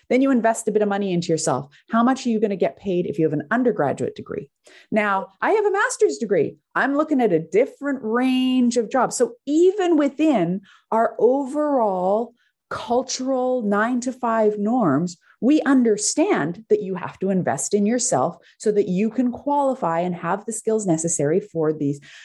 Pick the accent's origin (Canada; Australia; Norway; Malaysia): Canada; i'm Canadian